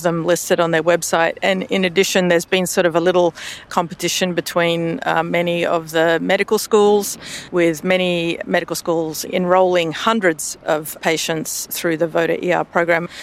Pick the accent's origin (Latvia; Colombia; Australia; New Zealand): Australia; now in United States; you can probably tell from my voice, I'm Australian in origin